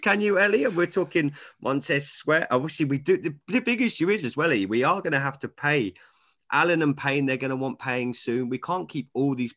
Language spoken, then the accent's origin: English; England, United Kingdom; I'm English